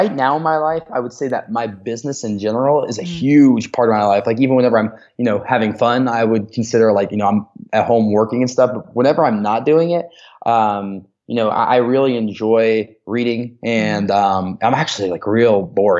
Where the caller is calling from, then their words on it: Denver, Colorado, United States; Like right now, obviously I'm calling you from Denver